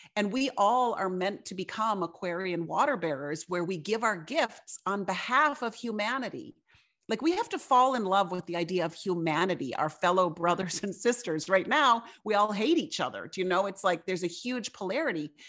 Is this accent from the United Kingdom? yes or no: no; Fargo, North Dakota, United States; I grew up in Fargo, North Dakota